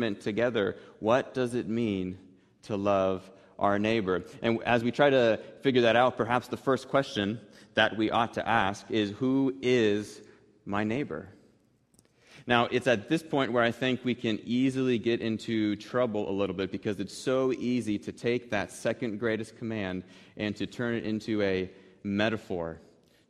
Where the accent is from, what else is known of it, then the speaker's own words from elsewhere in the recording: Wichita, Kansas, United States; when I was growing up on North Cranberry Street here in East Wichita